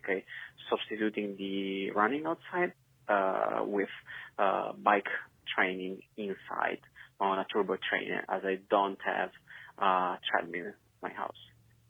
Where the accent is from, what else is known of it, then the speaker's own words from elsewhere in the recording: Italy; now in Oxford, United Kingdom; This is …. I'm from Italy, but I currently live in Oxford, UK.